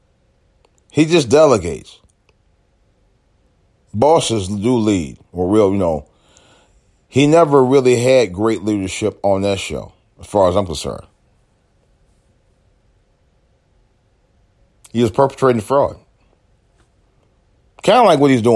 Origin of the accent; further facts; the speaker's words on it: United States; as an American citizen, as an American U.S. taxpayer